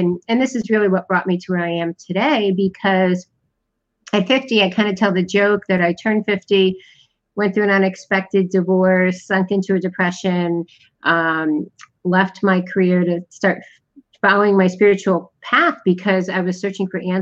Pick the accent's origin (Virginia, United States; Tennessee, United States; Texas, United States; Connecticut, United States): Connecticut, United States; moved away as an adult; I was born in the United States in the Northeast in Connecticut.